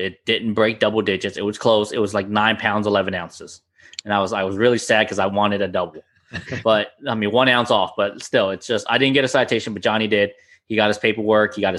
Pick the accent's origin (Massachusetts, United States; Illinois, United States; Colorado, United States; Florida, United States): Florida, United States; now in New Jersey, United States; I came from Florida originally, so sheep's head down there for us is normal